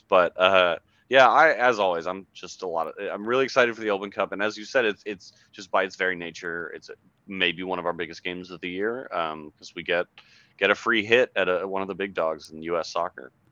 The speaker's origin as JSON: {"language": "English", "area": "Bay Area", "region": "California", "country": "United States", "tie": "born or raised there", "said": "growing up in the Bay Area"}